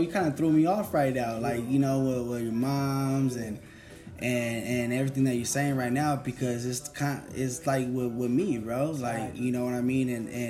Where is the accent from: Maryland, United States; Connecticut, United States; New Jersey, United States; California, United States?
California, United States; Sacramento; I'm from Northern California. I'm from Sacramento.